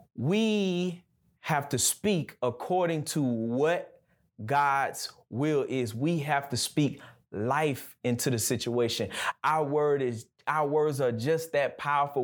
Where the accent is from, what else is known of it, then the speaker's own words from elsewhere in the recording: Gulf Coast, United States; now in Birmingham, United States; I'm from the Gulf Coast, so everything where I'm from is flat, right? So, I can remember when I first got to Birmingham